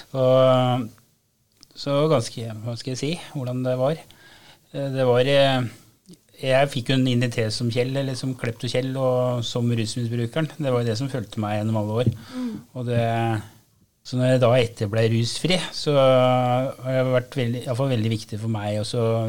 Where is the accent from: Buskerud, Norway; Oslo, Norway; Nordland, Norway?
Buskerud, Norway; Gol; Og jeg vokste opp på Gol, som uh, lite tettsted som alle visste hvem alle var